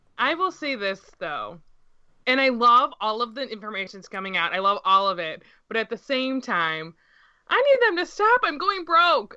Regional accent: United States; as an American

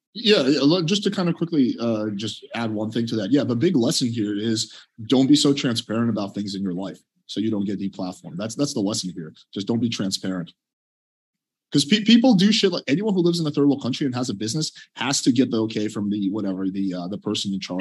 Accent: Russia; now in United States; I was born in Russia.

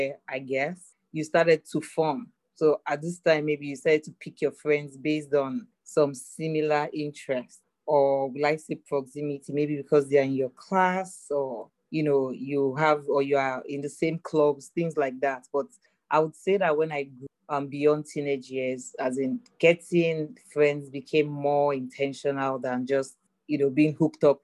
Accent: Lagos, Nigeria; I grew up in Lagos, Nigeria, Africa

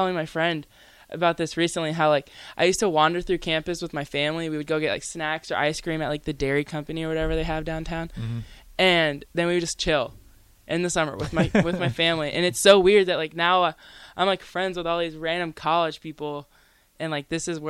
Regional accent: Lincoln, Nebraska, United States; also born or lived in Waverly, Nebraska; I'm actually from Lincoln. I'm not born, but raised

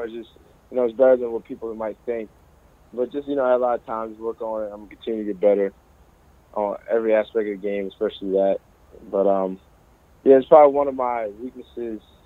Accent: Philadelphia, Pennsylvania, United States; it's my hometown team

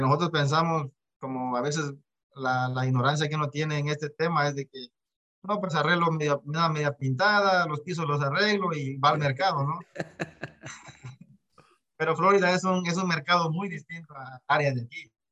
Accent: Mexico; vengo de México. Eh, papá y mamá de, Guatemala, nacido en México

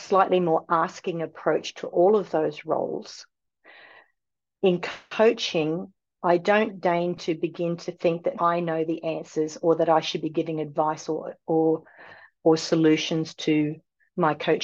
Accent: Australia; moved away; I come from Australia

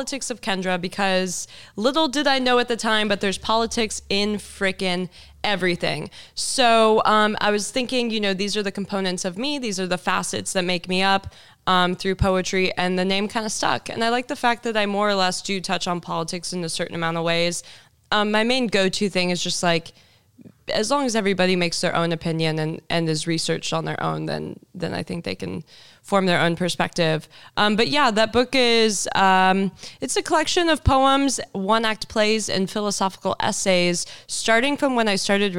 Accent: Houston, Texas, United States; moved away as an adult; also born or lived in Malibu, California / Venice Beach, California / Denver, Colorado; now in Los Angeles, United States; I grew up in Houston, Texas. Then I moved to California to attend Pepperdine University

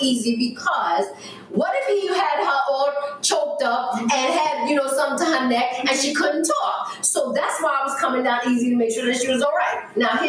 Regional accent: United States; We, as American women

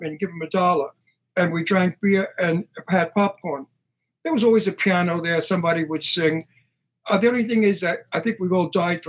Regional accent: New York, United States; I'm born in Brooklyn. I'm a New Yorker

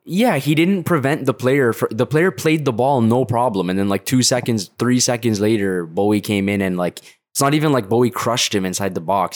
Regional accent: Canada; I'm Canadian

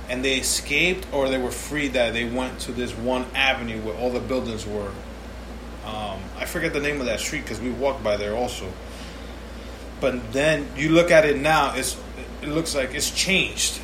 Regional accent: New York City, New York, United States; me as a New Yorker for life

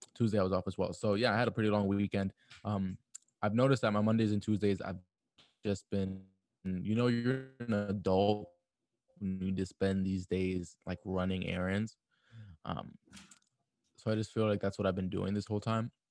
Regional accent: New York City, New York, United States; a New Yorker

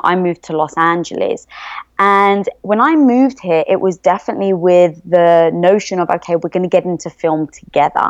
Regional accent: England, United Kingdom; moved away as an adult; also born or lived in London; now in United States; I am from England

